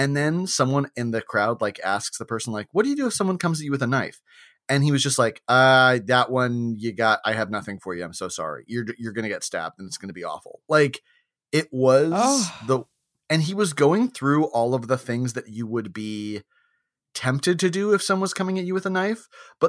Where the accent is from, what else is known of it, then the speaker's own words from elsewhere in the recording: the South, United States; So I'm from the South, and where I'm from, we like our knives sharp.